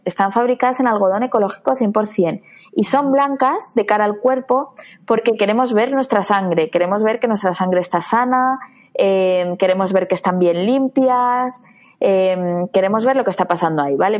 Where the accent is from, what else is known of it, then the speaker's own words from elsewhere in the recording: Madrid, Community of Madrid, Spain; yo soy de Madrid, de la Comunidad de Madrid